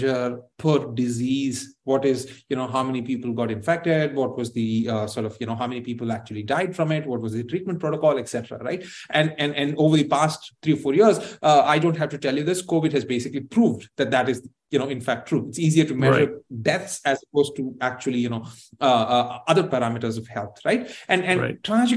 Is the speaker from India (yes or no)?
yes; Tamil Nadu, India; my home state of Tamil Nadu